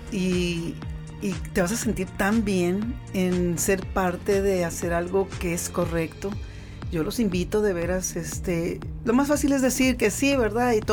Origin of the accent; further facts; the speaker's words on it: Mexico; lo mejor, como dices tú, es que nosotros como mexicanos lo hagamos.